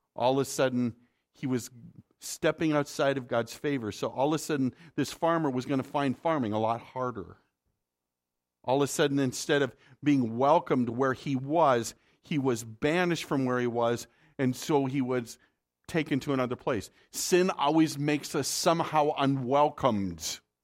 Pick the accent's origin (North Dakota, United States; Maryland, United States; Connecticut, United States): North Dakota, United States; I'm from the north. I'm, I'm from North Dakota